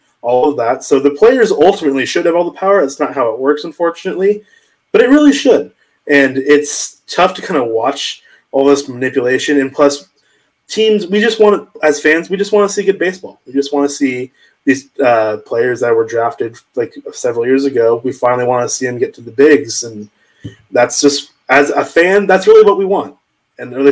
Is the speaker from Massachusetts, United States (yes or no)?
no; California, United States; I grew up in California